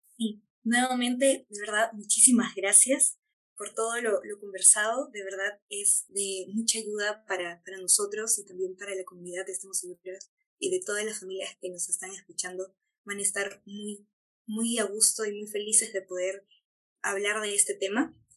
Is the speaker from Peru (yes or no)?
yes; Peru; todas las personas que somos peruanos, peruanas, peruanes